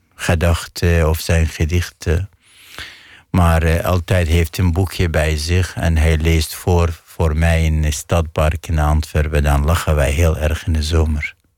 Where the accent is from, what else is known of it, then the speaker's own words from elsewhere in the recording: Iraq; Dutch is a second language; moved away as an adult; now in Netherlands; ik kom uit een maatschappij waar is veel taboes